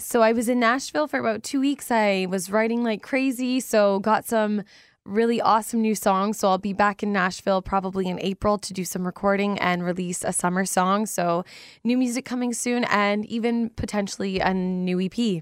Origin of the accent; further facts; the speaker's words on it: London, Ontario, Canada; also born or lived in Chippewas of the Thames First Nation; being in my hometown